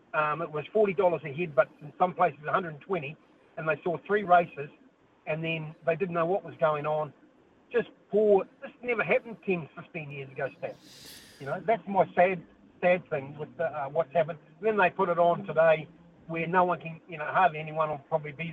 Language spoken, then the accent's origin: English; New Zealand; as a Kiwi, as a New Zealander